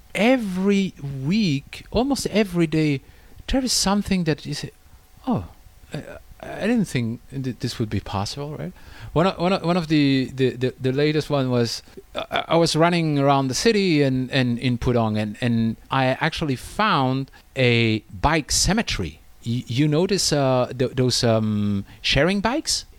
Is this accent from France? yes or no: yes; France; moved away as an adult; now in China; in France, uh, my home country